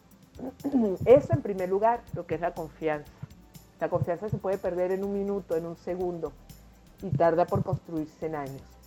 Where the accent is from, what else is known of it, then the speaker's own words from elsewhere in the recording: Venezuela; moved away as an adult; now in Lima, Peru; nací en Venezuela, me crié en Venezuela, me desarrollé en Venezuela